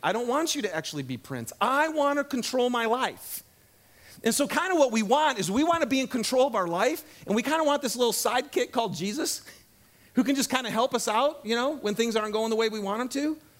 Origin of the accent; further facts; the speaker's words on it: Michigan, United States; moved away; I grew up in Michigan, uh, out in the woods